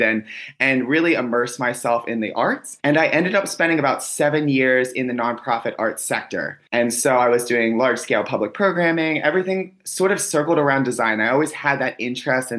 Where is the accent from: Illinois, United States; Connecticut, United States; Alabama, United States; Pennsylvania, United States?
Pennsylvania, United States; Pittsburgh; I grew up in Pittsburgh, Pennsylvania